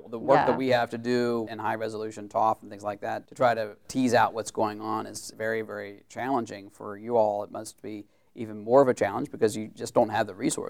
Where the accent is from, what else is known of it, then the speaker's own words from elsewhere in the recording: Maryland, United States; moved away; I'm from Maryland. I spent the first number of years, we won't say how many, a lot of years, of my life in Maryland, and still have a lot of family there